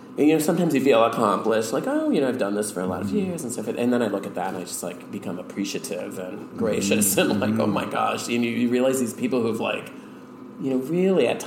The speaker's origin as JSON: {"language": "English", "town": "Richfield", "region": "Minnesota", "country": "United States", "tie": "born or raised there", "said": "I grew up in Minneapolis, in Richfield, Minnesota"}